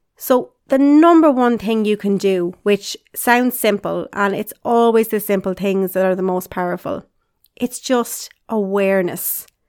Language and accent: English; Carlow, Leinster, Ireland; I grew up in Carlow in Ireland with my mom and dad and my two sisters